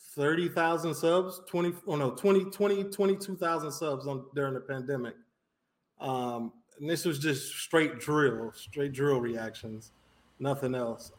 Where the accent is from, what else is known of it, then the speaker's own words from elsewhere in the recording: Chicago, Illinois, United States; moved away as an adult; now in Miami, United States; I'm from the north side of Chicago, uh, Rogers Park, Evanston area. I lived right on the borderline. Uh, grew up there, went to high school in Skokie